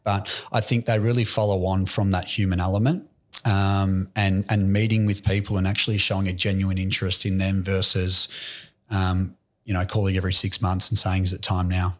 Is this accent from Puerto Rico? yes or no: no; Aspendale, Victoria, Australia; Aspendale. I grew up